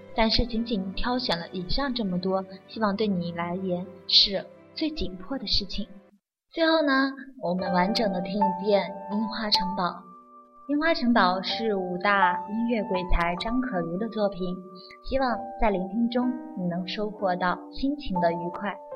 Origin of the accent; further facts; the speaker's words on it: China; 我们中国人吃礼的传统都是有父母教导的